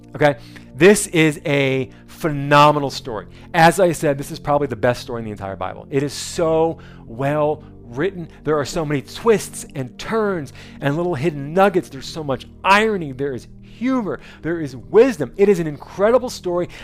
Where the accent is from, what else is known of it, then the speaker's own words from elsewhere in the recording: New Jersey, United States; moved away; also born or lived in North Carolina; I'm from New Jersey